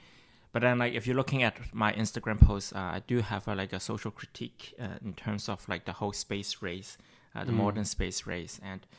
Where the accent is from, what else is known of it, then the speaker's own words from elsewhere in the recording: Quebec, Canada; being a Canadian Chinese is difficult simply because like living in Quebec, especially like Asian hate is a real thing. And I'm pretty sure lots of people who grow up here have the same sentiments. You grow up Canadian